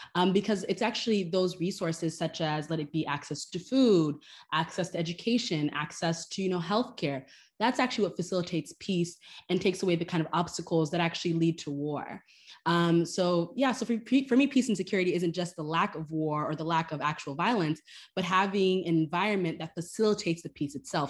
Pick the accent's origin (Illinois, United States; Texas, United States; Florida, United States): Florida, United States; Miami; moved away as an adult; also born or lived in Haiti; now in New York, United States; my community where I grew up in Miami, but also in Haiti, too.